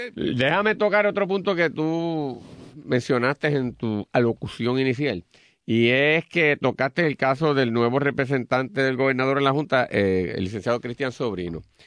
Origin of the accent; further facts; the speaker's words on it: Puerto Rico; como los puertorriqueños